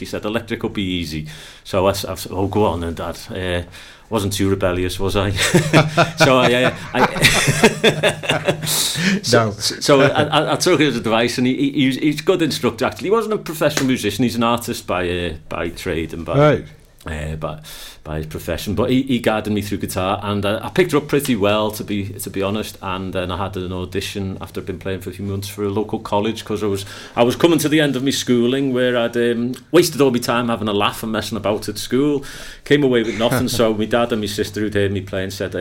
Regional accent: Liverpool, North West England, United Kingdom; accent: Liverpudlian; moved away as an adult; now in Pembrokeshire, United Kingdom; Liverpool's my roots. I am from Liverpool. I've been around here for about 20 years now.

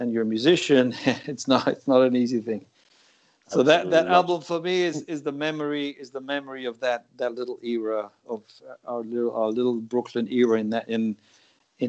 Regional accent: Gibraltar; also born or lived in New York; now in United States; growing up in Gibraltar

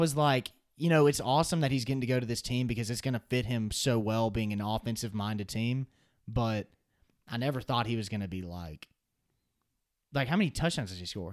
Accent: Alabama, United States; I'm from the state of Alabama

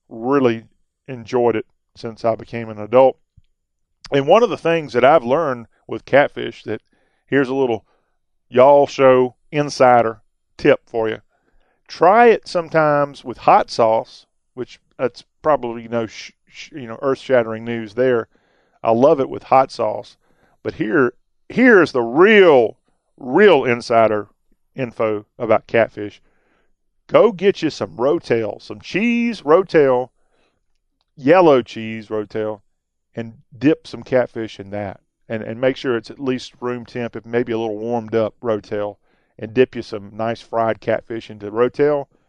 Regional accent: South Carolina, United States; I grew up in South Carolina

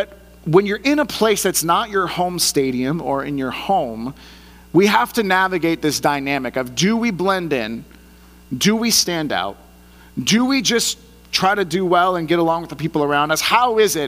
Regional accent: the Bay Area, California, United States; moved away; also born or lived in San Diego; I grew up in the Bay Area, so I'm a San Francisco Giants fan

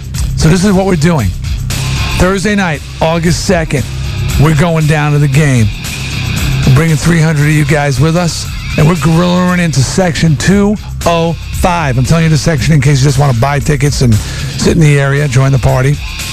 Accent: Long Island, New York, United States; moved away; I'm from Long Island. I'm a Long Island Ducks guy myself.

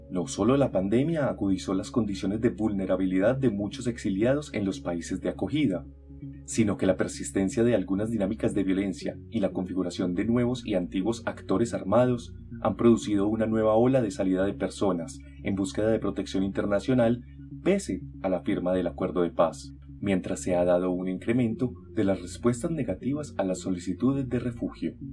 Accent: Colombia; now in United States; Me preguntaban los amigos en Estados Unidos por los hechos por los que salí de Colombia y no me creían.

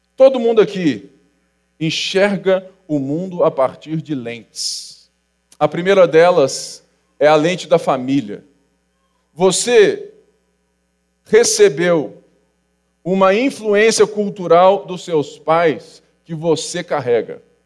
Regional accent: Rio de Janeiro, Brazil; e nós somos do Rio de Janeiro. Sou carioca

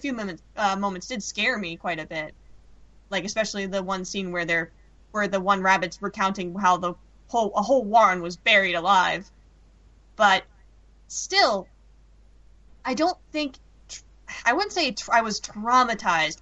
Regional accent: London, United Kingdom; when I was growing up in London.

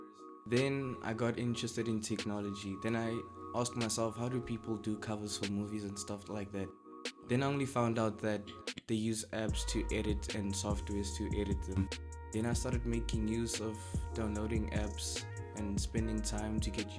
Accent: Potchefstroom, North West, South Africa; I come from a town called Potchefstroom.

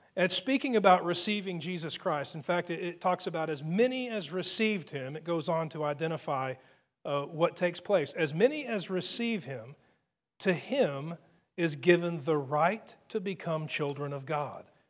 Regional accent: United States; as an American

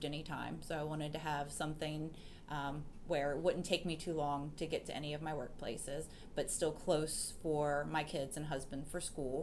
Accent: Urbana, Maryland, United States; also born or lived in Thurmont, Maryland / Frederick, Maryland; I grew up in Urbana.

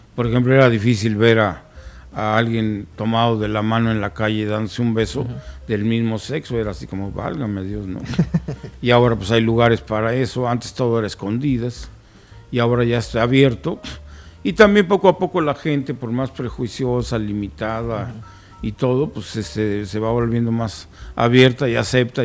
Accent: Guanajuato, Mexico; allí en mi tierra

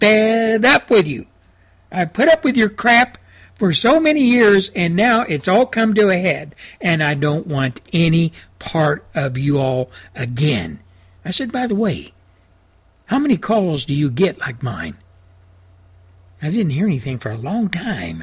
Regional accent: Texas, United States; moved away as an adult; also born or lived in Washington, D.C.; I was transferred for the one last time back to my home state of Texas

